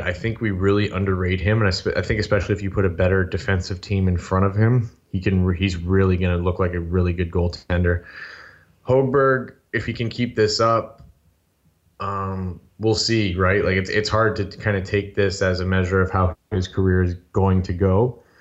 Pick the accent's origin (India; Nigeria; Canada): Canada; Sudbury, Ontario; moved away as an adult; now in Toronto, Canada; I was born and raised in Sudbury, Ontario